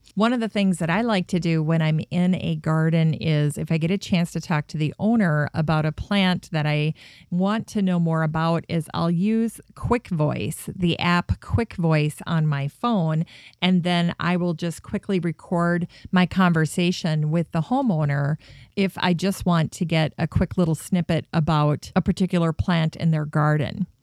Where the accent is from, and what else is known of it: Minneapolis, Minnesota, United States; born or raised there